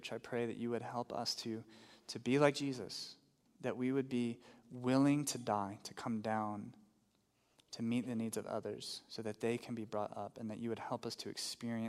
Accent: Texas, United States; now in New Mexico, United States; I grew up in Texas

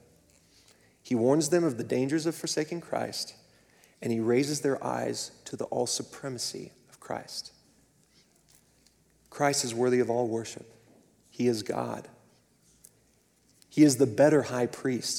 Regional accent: Clovis, New Mexico, United States; moved away as an adult; I was born and raised in the same city, in eastern New Mexico, until I left for university

